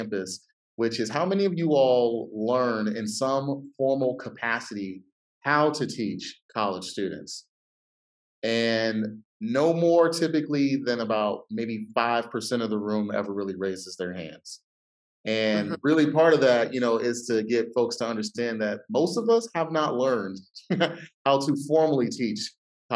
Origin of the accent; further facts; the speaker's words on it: Ohio, United States; I'm from Ohio